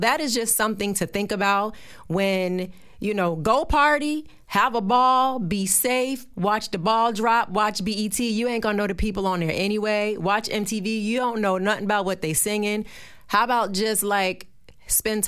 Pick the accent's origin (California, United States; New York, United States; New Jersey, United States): New Jersey, United States; I'm from Jersey